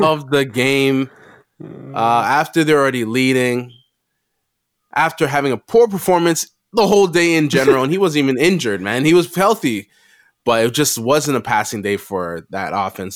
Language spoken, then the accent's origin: English; Canada; we are Canadian.